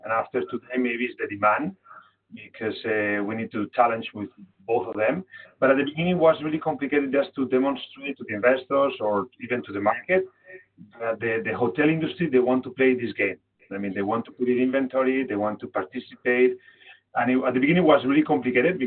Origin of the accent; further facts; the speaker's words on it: Barcelona, Catalonia, Spain; I was born here in Barcelona, 41 years old